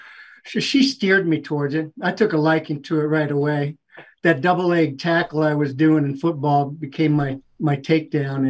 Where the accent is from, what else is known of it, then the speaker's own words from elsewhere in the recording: Falls Church, Virginia, United States; also born or lived in Washington, D.C.; now in Atlanta, United States; I was born in Washington, D.C., grew up just a couple miles over the bridge in Falls Church, Virginia